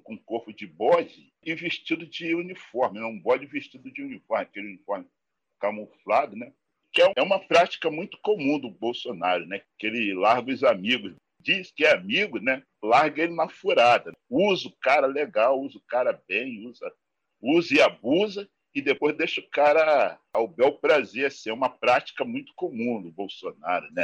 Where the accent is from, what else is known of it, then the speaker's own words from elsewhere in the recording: Rio de Janeiro, Brazil; E eu nasci na Rocinha, nasci nesse endereço aí